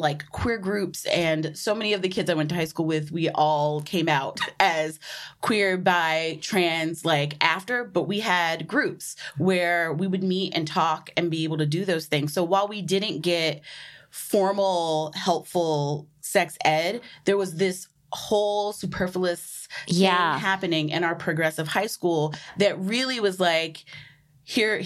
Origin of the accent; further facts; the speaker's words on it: South Carolina, United States; now in New York, United States; I grew up in South Carolina